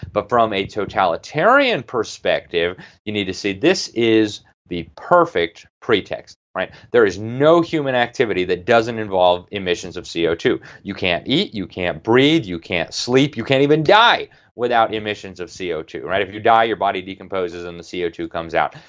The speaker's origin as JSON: {"language": "English", "town": "Miami", "region": "Florida", "country": "United States", "tie": "born or raised there", "said": "Miami, my hometown"}